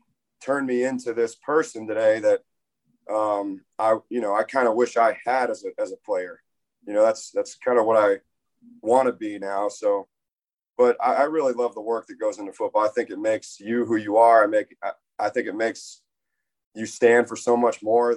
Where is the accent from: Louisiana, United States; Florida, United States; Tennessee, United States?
Florida, United States; Tampa; moved away; I grew up in Tampa, Florida